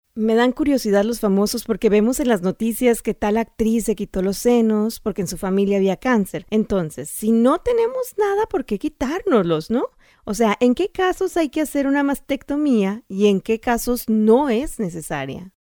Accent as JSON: {"language": "Spanish", "region": "Sonora", "country": "Mexico", "said": "en Sonora, de donde yo soy"}